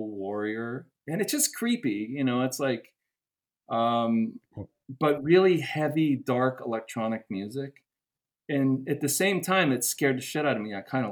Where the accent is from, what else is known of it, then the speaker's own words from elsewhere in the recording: Pittsburgh, Pennsylvania, United States; I was raised in Pittsburgh with my brother in suburban Pittsburgh